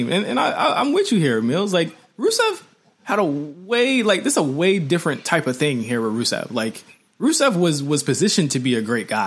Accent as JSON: {"language": "English", "country": "Canada", "accent": "Canadian", "said": "Are you mocking my Canadian accent right now?"}